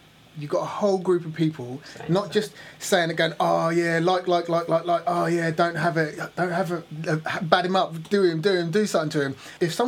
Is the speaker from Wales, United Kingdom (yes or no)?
no; Ipswich, East of England, United Kingdom; born or raised there